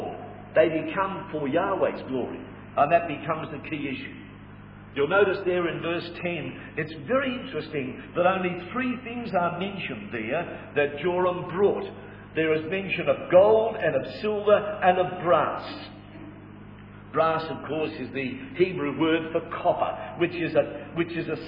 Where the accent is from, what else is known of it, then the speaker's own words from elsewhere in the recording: Australia; we are Australian citizens by birth